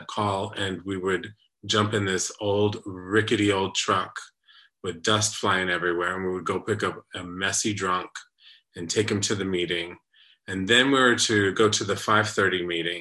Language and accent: English; San Antonio, Texas, United States; San Antonio, Texas, my hometown